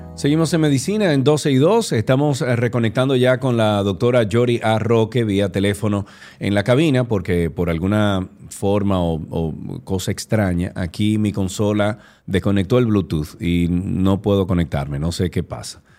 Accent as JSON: {"language": "Spanish", "region": "Santiago", "country": "Dominican Republic", "said": "estamos usted y yo solos aquí, dos santiagueros"}